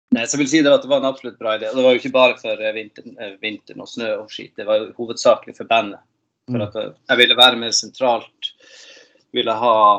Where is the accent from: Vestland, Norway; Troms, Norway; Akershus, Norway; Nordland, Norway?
Troms, Norway; Tromsø; moved away as an adult; now in Gothenburg, Sweden; jeg er født og oppvokst i Nord-Norge, Tromsø